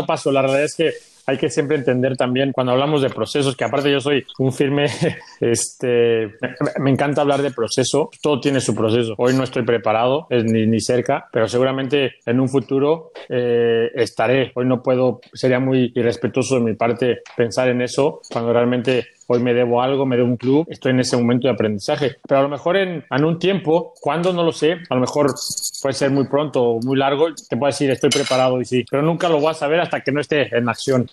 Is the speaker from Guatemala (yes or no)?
no; Mexico; moved away; soy un mexicano más